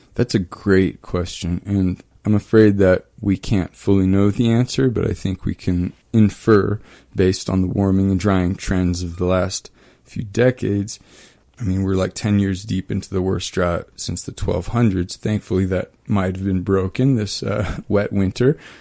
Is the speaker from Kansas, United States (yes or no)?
yes; East Kansas, United States; moved away; also born or lived in Germany; I was born in Germany, but I, I grew up in East Kansas, and my hometown in East Kansas is built on top of a confluence of springs